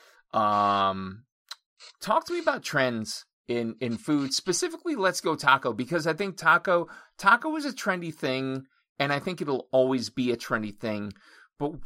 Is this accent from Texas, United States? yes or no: no; Honesdale, Pennsylvania, United States; My hometown is Honesdale, Pennsylvania